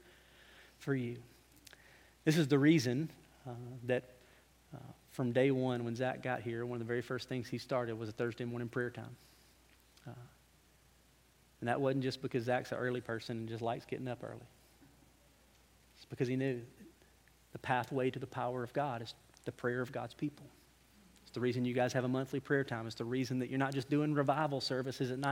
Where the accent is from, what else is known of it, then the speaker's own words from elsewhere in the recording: Alabama, United States; I'm from Alabama.